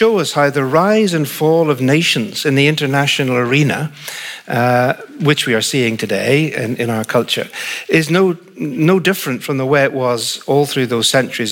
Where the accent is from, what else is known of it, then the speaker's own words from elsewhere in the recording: Northern Ireland, United Kingdom; accent: Northern Irish; the accent comes from Northern Ireland. So I'm Northern Irish, not English, but British